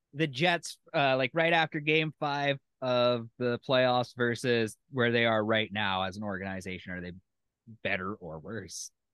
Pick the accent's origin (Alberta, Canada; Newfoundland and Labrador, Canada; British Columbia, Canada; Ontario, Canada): Alberta, Canada; moved away as an adult; now in Winnipeg, Canada; I'm from Alberta.